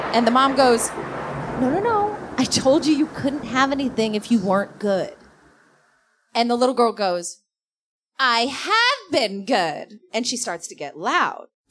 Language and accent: English; Davenport, Iowa, United States; I am from Davenport, Iowa. I grew up in a trailer park